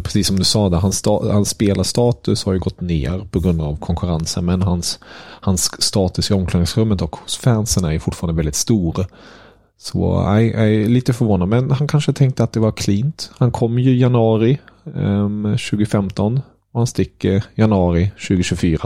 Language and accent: Swedish; Germany; moved away; som tysk